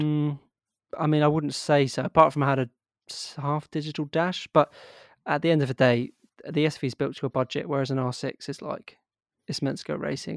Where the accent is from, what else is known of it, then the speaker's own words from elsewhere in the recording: Yorkshire and the Humber, United Kingdom; I'm actually was born in Yorkshire